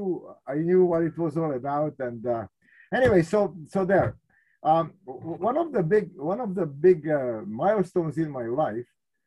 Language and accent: English; Czechia; born there; As you said, I was born in Czechoslovakia, and I think it could be said that I was born at the wrong time